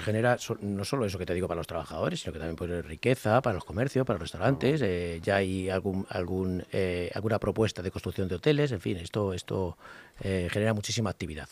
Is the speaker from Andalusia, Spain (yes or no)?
no; Parla, Community of Madrid, Spain; los vecinos y vecinas que viven allí somos tan madrileños como los de Las Rozas